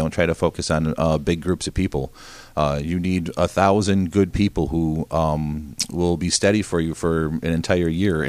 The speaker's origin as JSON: {"language": "English", "town": "Rochester", "region": "New York", "country": "United States", "tie": "born or raised there", "also_born_or_lived": "Victor, New York / St. Augustine, Florida / Montana", "said": "I grew up here in Victor. I grew up in Rochester."}